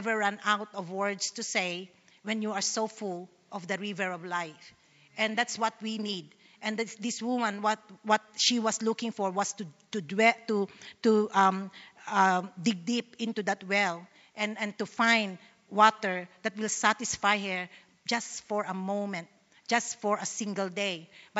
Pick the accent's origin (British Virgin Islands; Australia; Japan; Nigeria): Australia; Sydney, New South Wales; I don't know you. I'm from Sydney. I was just asked to speak here in Melbourne.